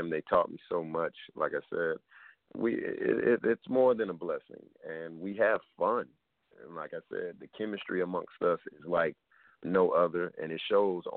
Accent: Atlanta, Georgia, United States; moved away as an adult; now in Los Angeles, United States; I'm from Atlanta all day. I'm going to rep Atlanta forever.

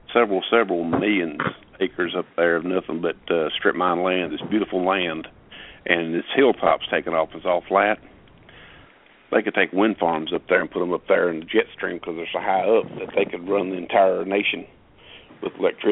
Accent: Eastern Kentucky, United States; When I was growing up in Eastern Kentucky

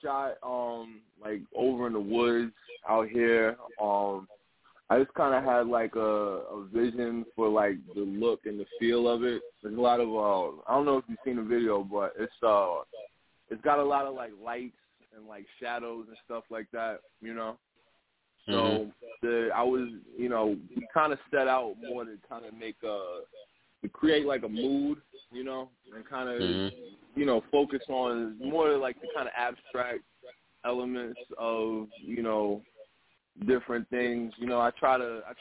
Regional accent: Freeport, New York, United States; I'm an artist from Long Island, Freeport, to be specific.

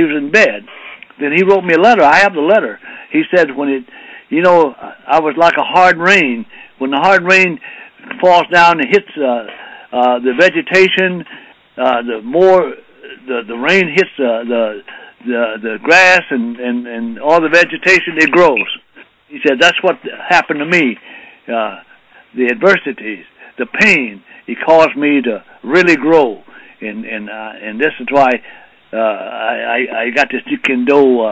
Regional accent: Arkansas, United States; now in California, United States; I grew up in Arkansas

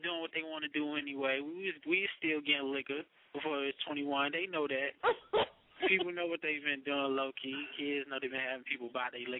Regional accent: Cape Town, Western Cape, South Africa; moved away; I grew up in Cape Town for a little bit, then I moved. Then I was staying in Maywood, then I moved to like a little suburb called Hillside.

